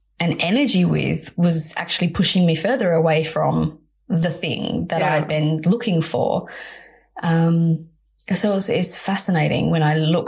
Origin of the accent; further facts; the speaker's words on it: Perth, Western Australia, Australia; growing up in Perth, Western Australia